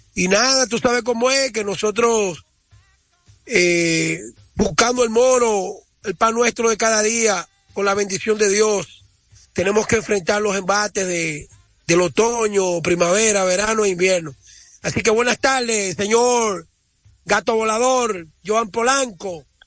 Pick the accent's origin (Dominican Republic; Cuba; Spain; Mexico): Dominican Republic; yo estoy muy orgulloso como dominicano